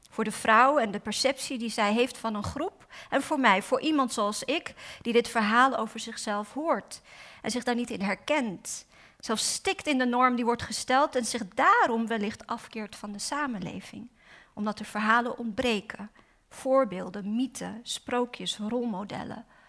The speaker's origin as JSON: {"language": "Dutch", "town": "Amsterdam", "region": "North Holland", "country": "Netherlands", "tie": "born or raised there", "said": "ik ben vooral Osdorps, want ik ben opgegroeid in Osdorp"}